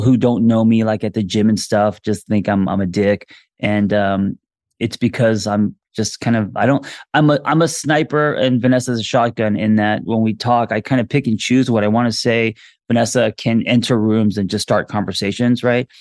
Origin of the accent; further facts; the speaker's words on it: Los Angeles, California, United States; also born or lived in Korea; I'm, uh, L A my entire life.